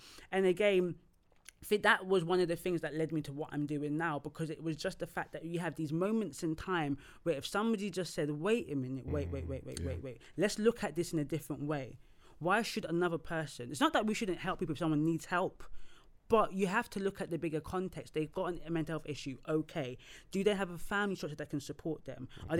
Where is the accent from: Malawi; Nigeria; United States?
Nigeria; because me as a Nigerian person, I've met some Nigerians that don't want me to even be their worker because I'm Nigerian.